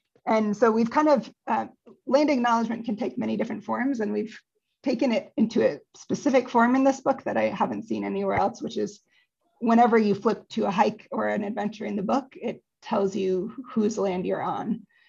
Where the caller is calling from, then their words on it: California, United States; I'm calling in from California on Ketanamuk and Kwaisu land.